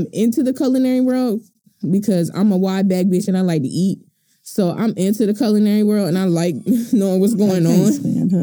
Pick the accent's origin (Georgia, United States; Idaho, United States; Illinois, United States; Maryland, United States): Maryland, United States; Baltimore; I'm from Baltimore